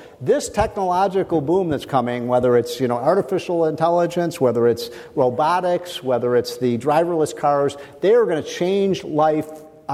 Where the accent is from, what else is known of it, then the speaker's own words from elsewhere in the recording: Chicago, Illinois, United States; I grew up in Chicago